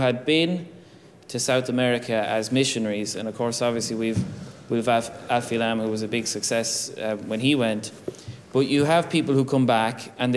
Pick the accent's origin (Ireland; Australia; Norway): Ireland; as Irish people